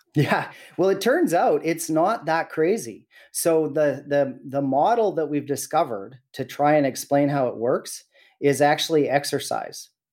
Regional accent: Williams Lake, British Columbia, Canada; I was born and raised in Williams Lake

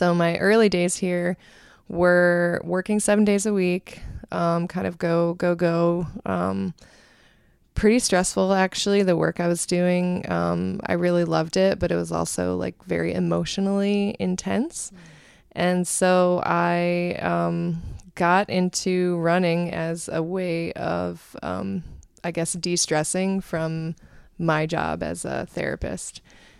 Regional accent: Cleveland, Ohio, United States; now in New York City, United States; I grew up in the Cleveland area in Ohio and actually moved to New York City around 2003 when I came here for grad school.

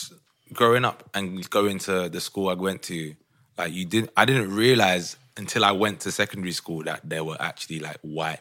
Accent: London, United Kingdom; I grew up in Brixton and went to school Streatham.

